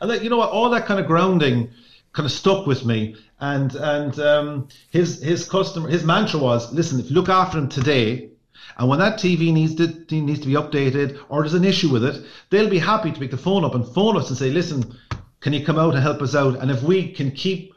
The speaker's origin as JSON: {"language": "English", "country": "Ireland", "said": "as Irish people"}